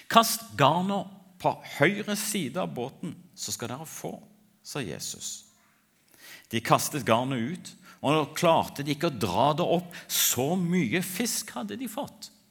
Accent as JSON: {"language": "Norwegian", "country": "Ethiopia", "tie": "born or raised there", "said": "Jeg ble født og vokste opp i Etiopia som misjonærbarn."}